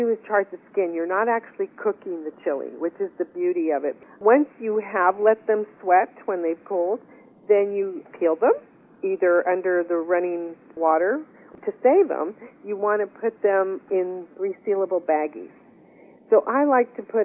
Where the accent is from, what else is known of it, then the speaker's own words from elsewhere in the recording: West Texas, United States; we are from West Texas